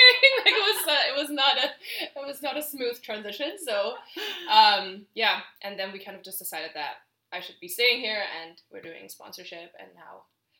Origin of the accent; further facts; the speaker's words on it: Germany; English is a second language; moved away as an adult; now in Canada; I'm originally from Germany, so I moved here almost 9 years ago now